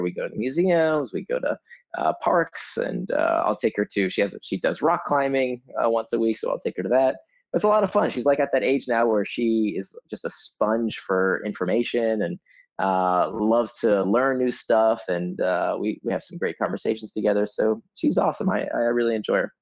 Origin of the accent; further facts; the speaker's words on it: Altamonte Springs, Florida, United States; moved away; I actually grew up in Altamont Springs, just outside of Orlando